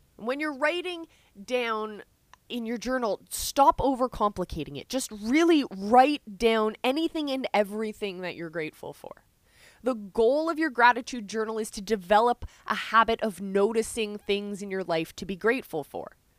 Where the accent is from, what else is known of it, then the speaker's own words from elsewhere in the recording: Canada; I'm Canadian